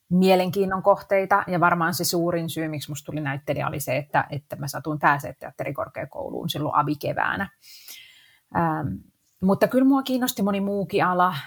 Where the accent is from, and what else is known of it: Helsinki, Uusimaa, Finland; born or raised there